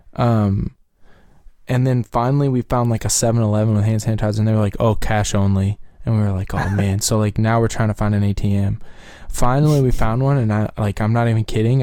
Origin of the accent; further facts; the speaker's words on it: right outside of Louisville, Kentucky, United States; we grew up right outside of Louisville